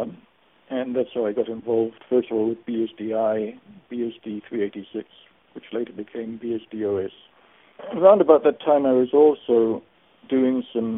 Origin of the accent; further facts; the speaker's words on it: Australia; moved away as an adult; also born or lived in Germany; I'm originally from Australia, but I moved to Germany in 1972. And didn't come back to Australia until 1997